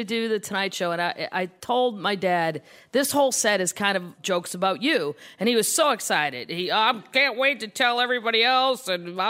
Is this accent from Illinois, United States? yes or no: no; St. Louis, Missouri, United States; Growing up in St. Louis, honestly, I thought being Catholic was being Christian